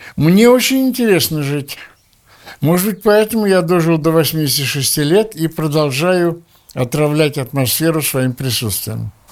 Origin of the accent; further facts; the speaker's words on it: Russia; moved away as an adult; now in Israel; мы все еще выходцы из России, мы все еще советские люди.